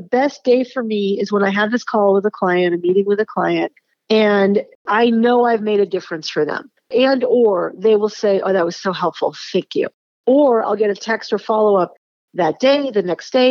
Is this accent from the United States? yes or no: yes; Boston, Massachusetts, United States; when I was growing up in Boston